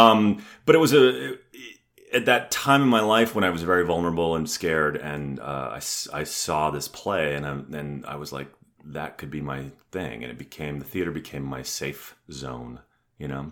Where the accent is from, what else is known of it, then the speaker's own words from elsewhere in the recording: Ontario, Canada; also born or lived in San Diego, California; now in Atlanta, United States; we ended up back in my hometown, which is halfway between Detroit and Toronto